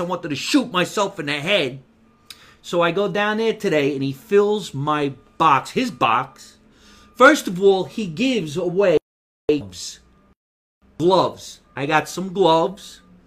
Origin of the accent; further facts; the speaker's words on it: Jersey City, New Jersey, United States; also born or lived in Scotch Plains, New Jersey; now in Los Angeles, United States; I was born in Jersey City, New Jersey. That's where I was born